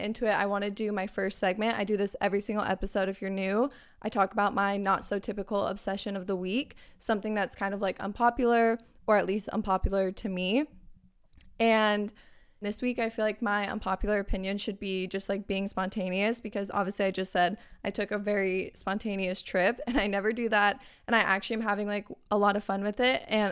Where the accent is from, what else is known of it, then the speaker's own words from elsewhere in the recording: Arizona, United States; I'm actually from Arizona